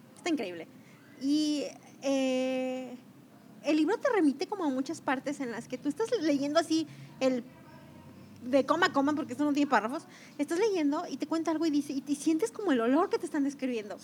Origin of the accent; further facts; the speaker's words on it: Mexico; yo que soy mexicana